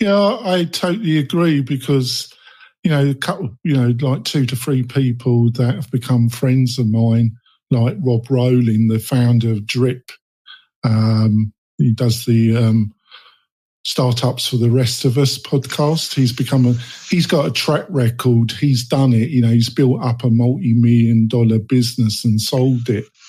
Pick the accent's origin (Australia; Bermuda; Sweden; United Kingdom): United Kingdom; England; now in Nevada, United States; I am not a native Nevadian. Um, I come from England